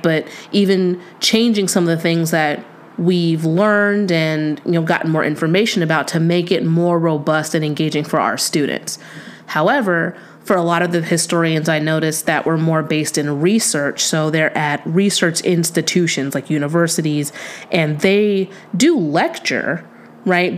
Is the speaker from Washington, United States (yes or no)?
no; San Diego, California, United States; I'm from San Diego